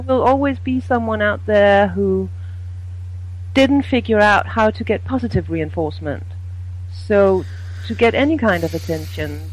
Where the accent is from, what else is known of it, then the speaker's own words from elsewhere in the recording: Denmark; I'm from Denmark